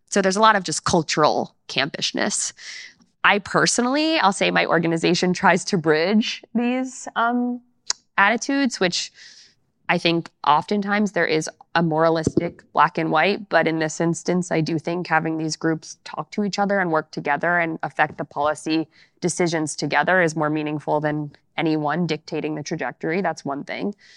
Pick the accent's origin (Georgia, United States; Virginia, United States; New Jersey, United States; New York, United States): New York, United States; I'm from New York, and my parents went to Queens College